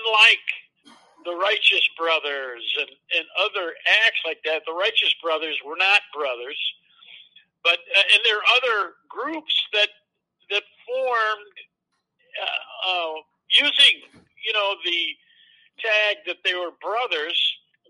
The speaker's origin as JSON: {"language": "English", "region": "New York", "country": "United States", "moved": "yes", "lives_now": "Iowa, United States", "said": "I am originally from New York, but I've been in Iowa now longer than I can imagine"}